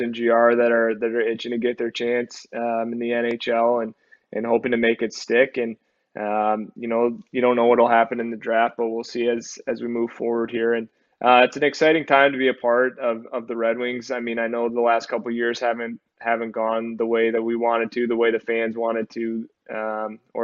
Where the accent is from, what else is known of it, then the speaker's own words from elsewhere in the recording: Michigan, United States; me growing up in Michigan